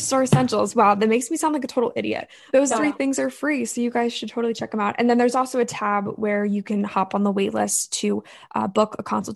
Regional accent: Ocean City, Maryland, United States; I am from Ocean City, Maryland

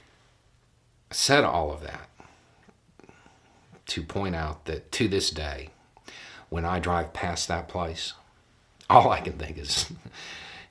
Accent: the South, United States; I grew up in the South.

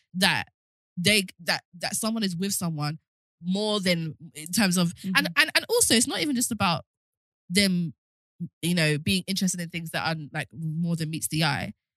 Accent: London, United Kingdom; if I'm from South London

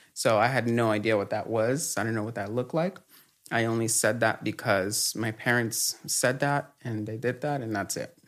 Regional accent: Los Angeles, California, United States; also born or lived in Mexico; I was born in Mexico and then we migrated to the U S when I was super young and grew up in Echo Park

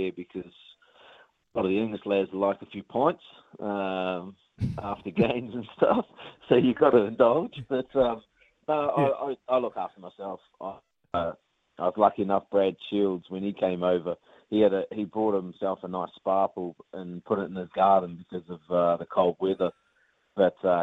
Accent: New Zealand; moved away; being Kiwi

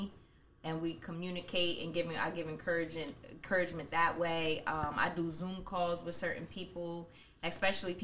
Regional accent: United States; also born or lived in Bronx, New York City, New York, United States; my family came out here when I was about 5 or 6 years old. So I've been basically grown up around 13th and Derry my whole life.

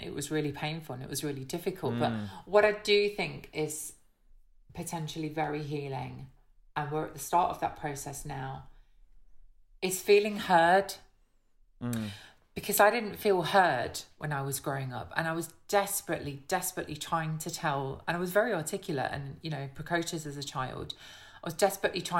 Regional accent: Hucknall, East Midlands, United Kingdom; accent: Midlands; growing up in Nottingham

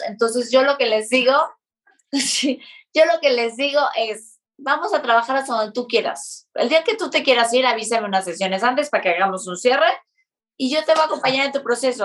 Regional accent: Mexico City, Mexico; nosotros que somos de la Ciudad de México

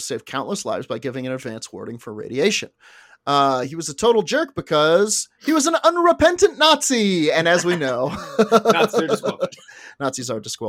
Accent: Scotland, United Kingdom; I'm from Scotland.

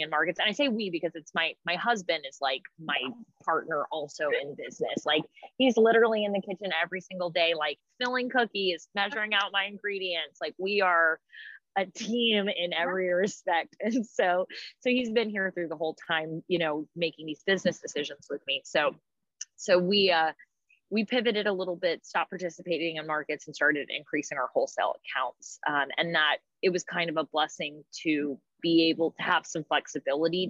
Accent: Raleigh, North Carolina, United States; I'm from Raleigh

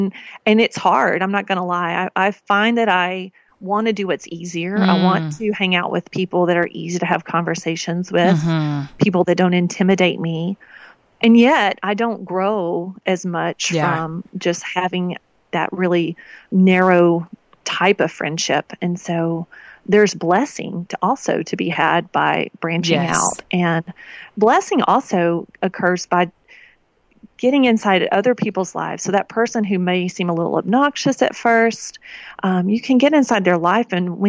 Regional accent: the South, United States; I grew up in the South. We made Kraft macaroni and cheese.

